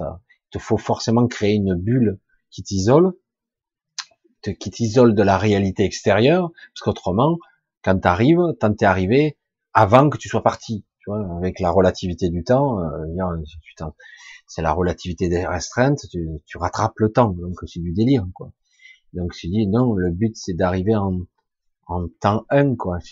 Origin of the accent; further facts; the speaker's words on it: France; Je suis français de cœur, je suis né en France, mais je suis à moitié catalan